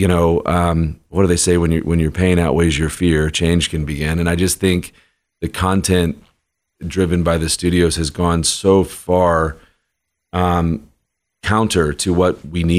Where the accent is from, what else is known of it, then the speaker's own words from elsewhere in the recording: Birmingham, Alabama, United States; now in Nashville, United States; I'm born and raised in Birmingham, Alabama. I live in Nashville today